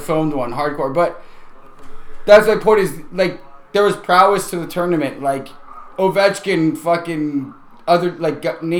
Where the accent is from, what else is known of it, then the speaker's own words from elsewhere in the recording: Ontario, Canada; as Canadians, even though we live in Southern Ontario, so we're the most Americanized.